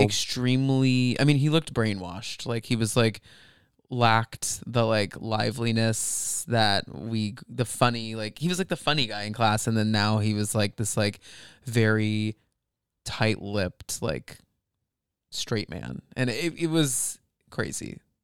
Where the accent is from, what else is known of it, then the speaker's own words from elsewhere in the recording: Flower Mound, Texas, United States; I grew up in Flower Mound.